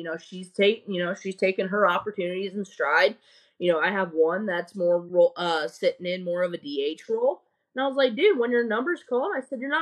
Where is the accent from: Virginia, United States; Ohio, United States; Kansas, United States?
Ohio, United States; now in Tampa, United States; I'm from Ohio